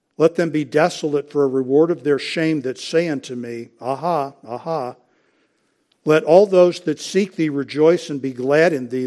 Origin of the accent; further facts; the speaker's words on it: United States; as American Christians